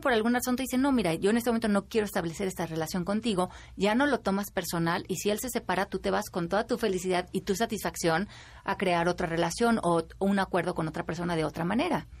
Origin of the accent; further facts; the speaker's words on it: Mexico; como mexicanos